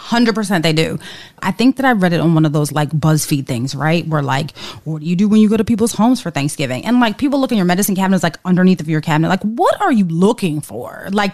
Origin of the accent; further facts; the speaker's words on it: New York City, New York, United States; I went to elementary, middle, high school, and design school all in NYC. So to say that I'm a New Yorker through and through is an understatement.